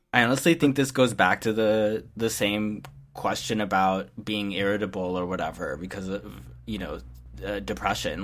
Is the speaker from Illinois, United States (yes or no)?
yes; Champaign, Illinois, United States; as a high schooler in the, you know, middle of nowhere, or at least we were, we were supposed to be the big city in the middle of nowhere, but, you know, I'm from Champaign, Illinois